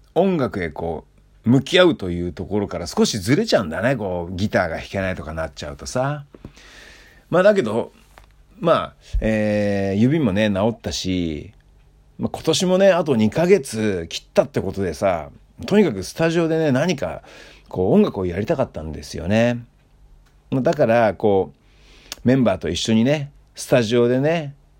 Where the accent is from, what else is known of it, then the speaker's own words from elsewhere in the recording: Hokkaido, Japan; 僕のふるさとね、えー、北海道